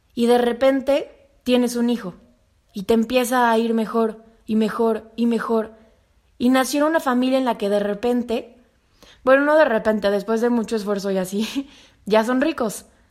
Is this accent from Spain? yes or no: no; Mexico